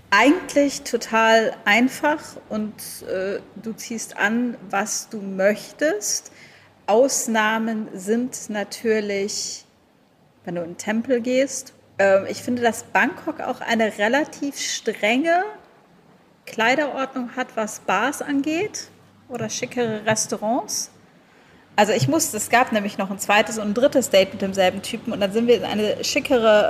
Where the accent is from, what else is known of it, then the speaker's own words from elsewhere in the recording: Germany; moved away; als Deutsche